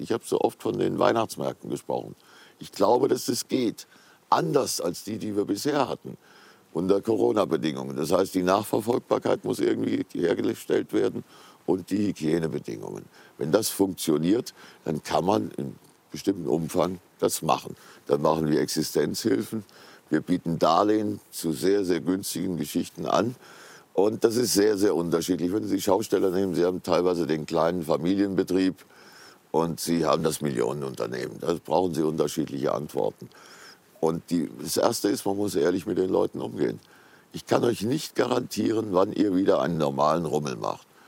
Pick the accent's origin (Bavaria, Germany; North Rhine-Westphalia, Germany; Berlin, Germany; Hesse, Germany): Hesse, Germany; Giessen; Gießen, meine Heimatstadt.